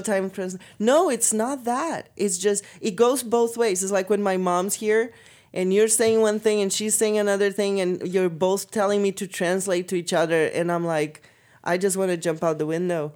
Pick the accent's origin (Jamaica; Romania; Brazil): Brazil; moved away; also born or lived in California; I'm forty-three, so, and I'm from Brazil